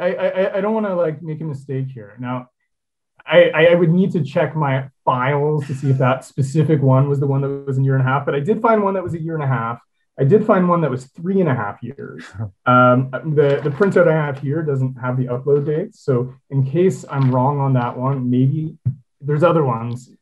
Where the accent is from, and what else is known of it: Toronto, Ontario, Canada; born or raised there